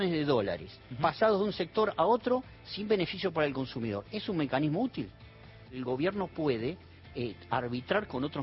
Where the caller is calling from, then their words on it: Gualeguaychú, Entre Ríos, Argentina; Hola chicos, hermoso programa. … de Gualeguaychú, Entre Ríos.